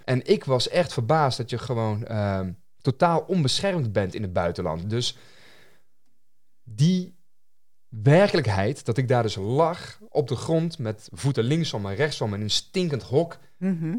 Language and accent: Dutch; North Brabant, Netherlands; als Nederlander, hier geboren en getogen, mm, mm, mm. Eh, in het Brabantse land